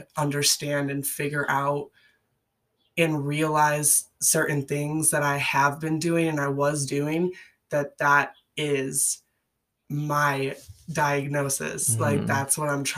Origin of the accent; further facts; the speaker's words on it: Chicago, Illinois, United States; I grew up in the Midwest, similar to Joel. I'm from like the Chicagoland area